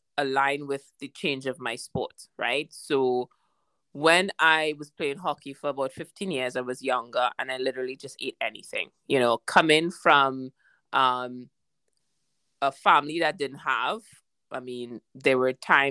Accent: Trinidad & Tobago; moved away as an adult; also born or lived in Barbados / London; growing up, I was born in Trinidad. My mom's from Barbados, and I went to about 4 to 5 different primary schools and secondary schools.

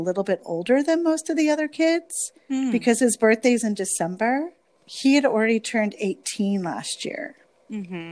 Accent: New Jersey, United States; I grew up in New Jersey and I have that attitude.

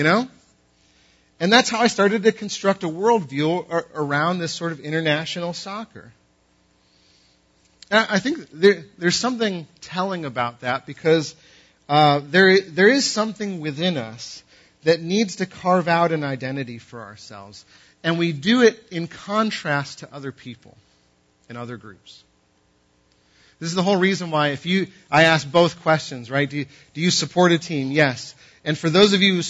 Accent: New England, United States; I'm from New England

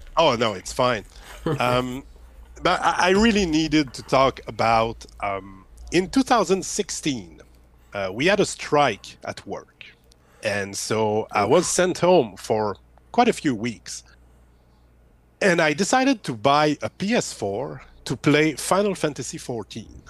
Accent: Quebec, Canada; English is a second language; I'm from Quebec, Canada.

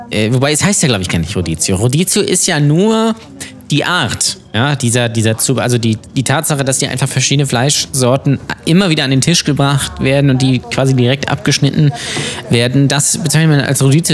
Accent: the North, Northern Germany, Germany; wie man bei uns im Norden sagt

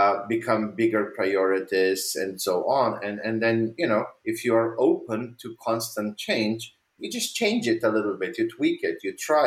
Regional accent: Slovenia; moved away; I come from Slovenia. I'm not living there anymore, but I'm from Slovenia.

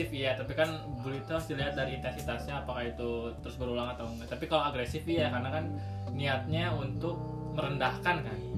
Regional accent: West Java, Indonesia; Iya, kalau saya orang Sunda

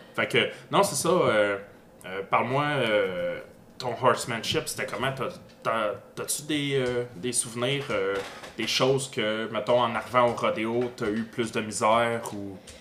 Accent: Granby, Quebec, Canada; je viens de Granby

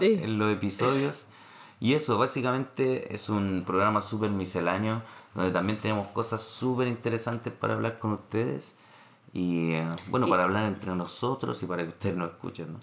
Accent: Santiago, Santiago Metropolitan Region, Chile; moved away as an adult; now in Montreal, Canada; soy de Renca

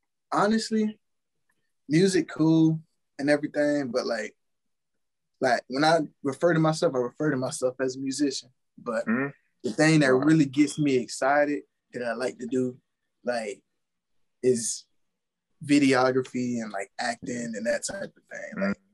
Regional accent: Atlanta, Georgia, United States; also born or lived in Chicago; now in Augusta, United States; I'm from Atlanta originally.

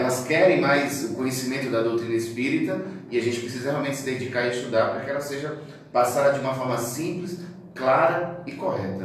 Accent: Northeast Brazil, Brazil; moved away as an adult; also born or lived in Natal, Rio Grande do Norte; now in Criciúma, Brazil; eu sou do Nordeste, então faz 16 anos que eu estou em Criciúma

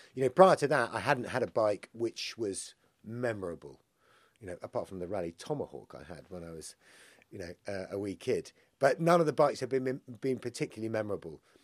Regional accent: Isle of Man; So I grew up in the Isle of Man, and I grew up in a rural location

